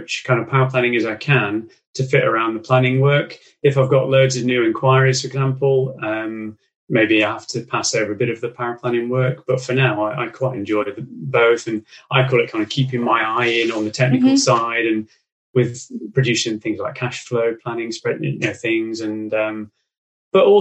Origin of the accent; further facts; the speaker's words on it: Derby, East Midlands, United Kingdom; moved away as an adult; also born or lived in Leeds; now in Loughborough, United Kingdom; I'm originally from Derby